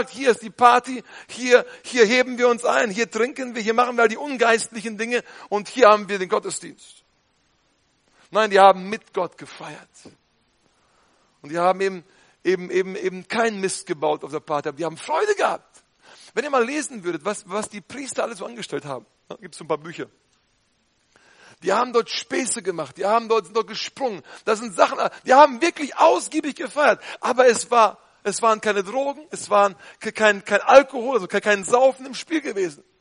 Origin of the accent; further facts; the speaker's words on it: North Rhine-Westphalia, Germany; Man sollte nicht übertreiben, nicht? Als Ostwestfale.